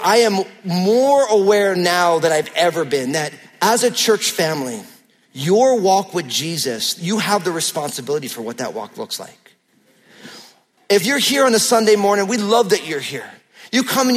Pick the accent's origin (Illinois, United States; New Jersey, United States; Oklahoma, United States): New Jersey, United States; I'm from New Jersey